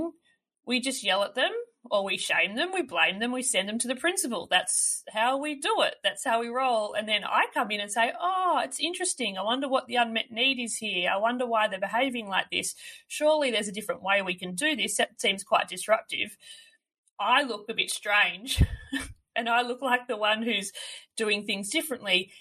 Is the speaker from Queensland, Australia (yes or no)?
no; Melbourne, Victoria, Australia; moved away as an adult; also born or lived in regional Australia; I grew up in Melbourne, so in a city